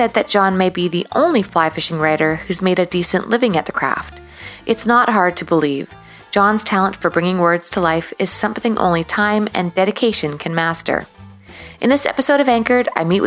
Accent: Canada; as a Canadian

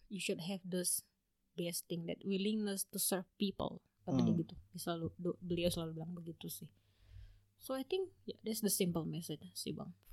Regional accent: Indonesia; contohnya kalau kita orang Indo

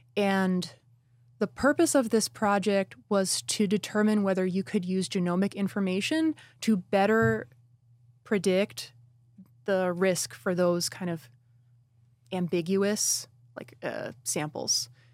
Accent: Newburgh, New York, United States; my hometown in Newburgh, New York

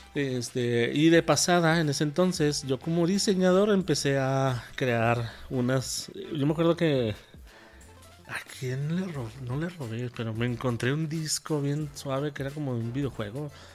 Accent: Ciudad Juárez, Chihuahua, Mexico; moved away as an adult; also born or lived in Mexico City; regresaba a mi pueblo en Ciudad Juárez

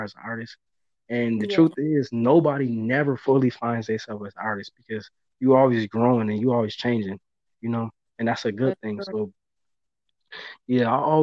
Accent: Buffalo, New York, United States; growing up in Buffalo

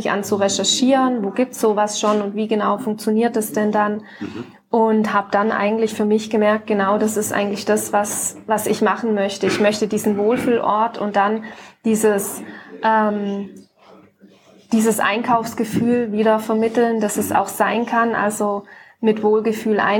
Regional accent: Ravensburg, Baden-Württemberg, Germany; Ravensburg ist meine Heimatstadt, Konstanz ja. ist die Heimatstadt von Björn

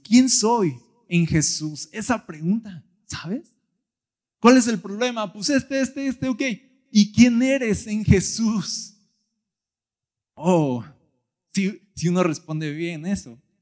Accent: Mexico; yo soy mexicano

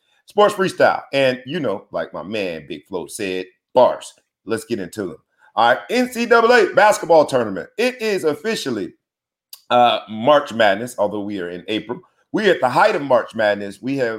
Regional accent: South Florida, United States; I'm from South Florida, dog.

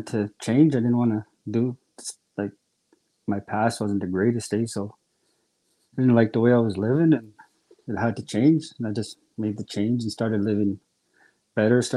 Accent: Michel Village, Saskatchewan, Canada; also born or lived in Dillon; now in St. George's Hill, Canada; I'm from Dillon. I live in St. George's Hill, though. Grew up in Michelle Village

